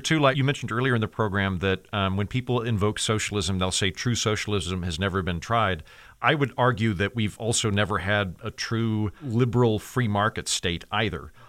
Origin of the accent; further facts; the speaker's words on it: Oklahoma, United States; I was raised in the, in the eighties, but I'm from Oklahoma, which is basically the fifties